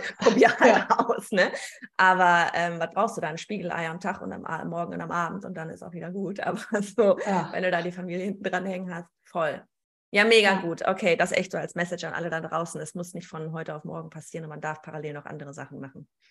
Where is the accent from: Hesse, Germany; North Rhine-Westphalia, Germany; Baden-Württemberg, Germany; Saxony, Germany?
North Rhine-Westphalia, Germany; Gelsenkirchen; accent: Gelsenkirchnerisch; wir sind beide aus Gelsenkirchen.